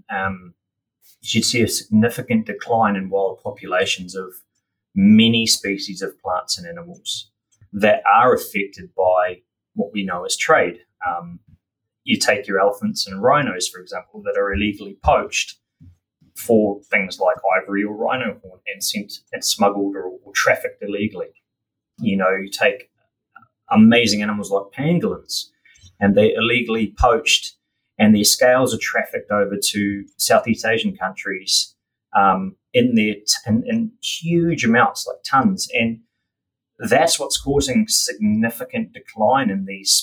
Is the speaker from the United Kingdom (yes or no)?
no; Auckland, New Zealand; I grew up in the mighty Tamaki Makaurau, out east. In East Auckland, and that's where I went through